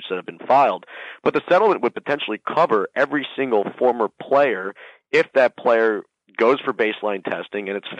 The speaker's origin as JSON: {"language": "English", "town": "Miami", "region": "Florida", "country": "United States", "tie": "born or raised there", "said": "my hometown, Miami"}